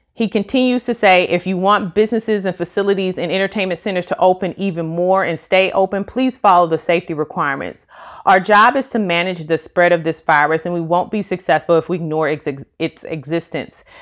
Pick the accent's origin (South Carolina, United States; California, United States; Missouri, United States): Missouri, United States; now in Dallas, United States; I am from Missouri and I live in Dallas, Texas